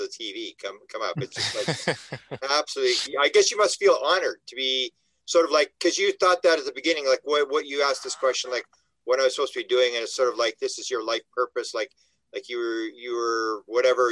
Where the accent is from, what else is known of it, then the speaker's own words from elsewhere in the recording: Canada; I'm from Canada